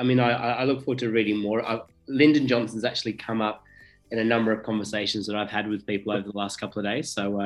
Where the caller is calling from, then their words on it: Sydney, New South Wales, Australia; Sydney is in lockdown, which is where I'm calling from.